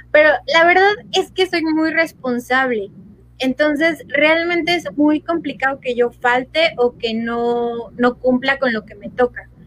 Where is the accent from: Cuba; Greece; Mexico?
Mexico; State of Mexico; Yo soy del Estado de México y Guanajuato está un poquito más al norte.